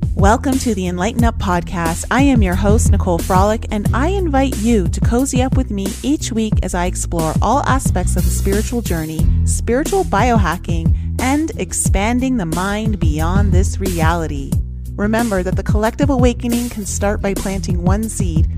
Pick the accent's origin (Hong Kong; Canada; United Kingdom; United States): Canada; outside of Toronto, Ontario; I grew up in Canada, in, outside of Toronto